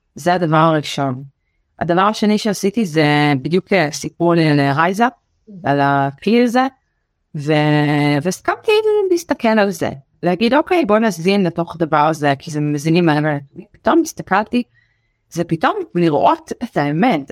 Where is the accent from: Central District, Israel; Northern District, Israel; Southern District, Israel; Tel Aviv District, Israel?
Southern District, Israel; Beersheba; also born or lived in New York; אני גדלתי בבאר שבע ואני צ'חלה גאה